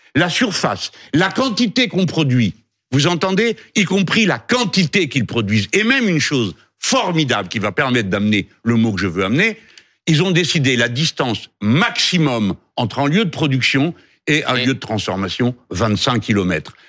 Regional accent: France; nous sommes français

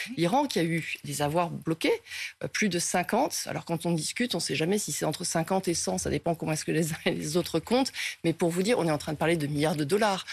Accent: France; nous, en tant que Français

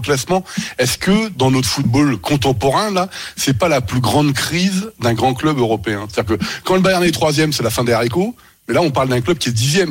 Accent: Normandy, France; je suis normand, moi, d'origine

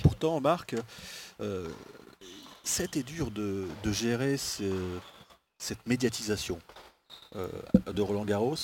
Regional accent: Normandy, France; je suis normand

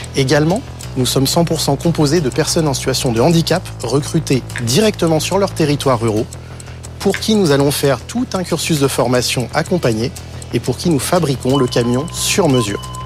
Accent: Breuil-le-Sec, Hauts-de-France, France; le fondateur de l'Informatruck, et je viens de Breuil-le-Sec, tout au fond de l'Oise

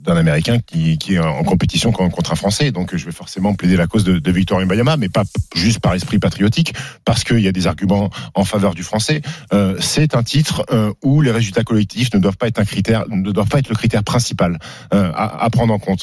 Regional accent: France; en tant que Français

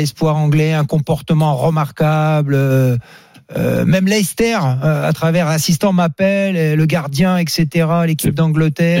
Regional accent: France; je suis de Rouen

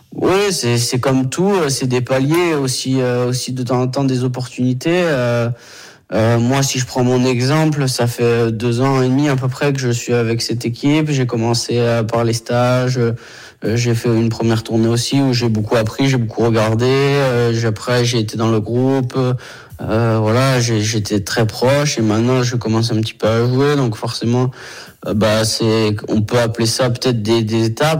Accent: Brittany, France; moved away; rentrer un petit peu chez moi en Bretagne

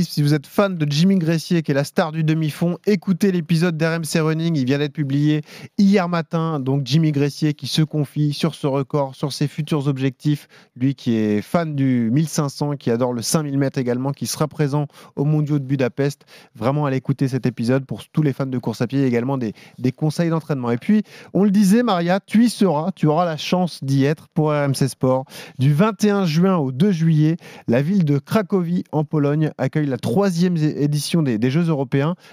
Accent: Paris, Île-de-France, France; Nous, on est parisiens. ça se passe chez nous en France.

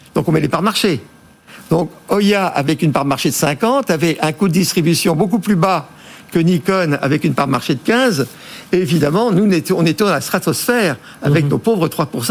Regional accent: France; en tant que bon français

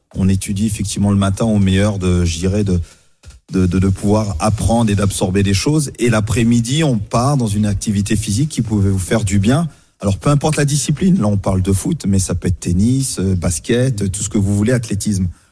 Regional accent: France; chez nous en France

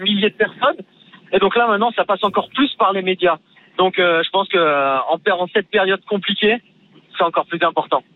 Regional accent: Nice, Provence-Alpes-Côte d'Azur, France; je suis un niçois, donc pas du tout issu du ski à base, vraiment de la mer et de la ville

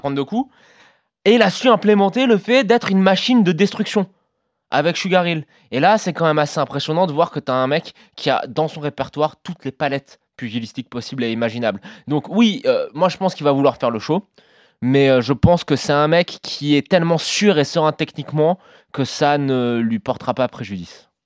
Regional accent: France; quand on est français

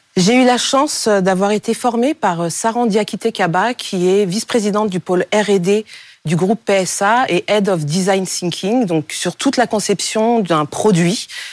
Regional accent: Cameroon; au Cameroun, mon pays d'origine

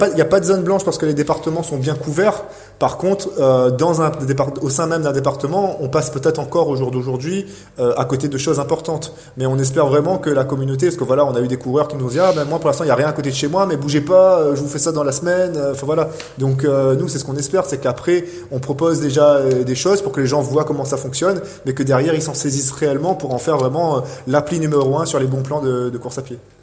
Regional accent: Réunion; now in Clermont-Ferrand, France; je viens de la Réunion

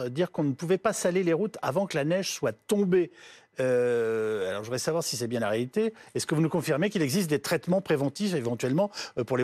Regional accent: France; parce qu'on {S4} on est {S0} français, on est, euh, vous voyez ce que je veux

